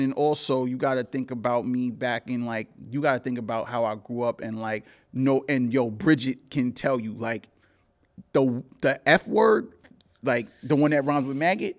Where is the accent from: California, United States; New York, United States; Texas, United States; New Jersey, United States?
New York, United States; New York City; also born or lived in Cambria Heights, Queens; I grew up in Crown Heights and I grew up in Cambria Heights, which is a spot in Jamaica, Queens